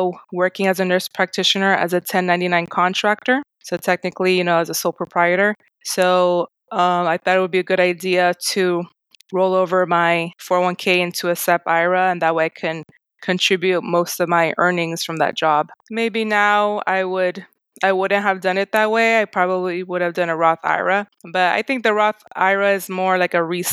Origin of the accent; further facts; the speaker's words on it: Miami, Florida, United States; I'm actually from Miami, Florida. I'm second generation Haitian American